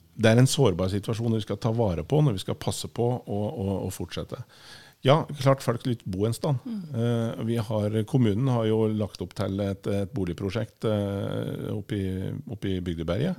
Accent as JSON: {"language": "Norwegian", "town": "Trysil", "region": "Innlandet", "country": "Norway", "also_born_or_lived": "Bergen", "moved": "as an adult", "said": "bor jeg i Vesleberget, der jeg kommer fra"}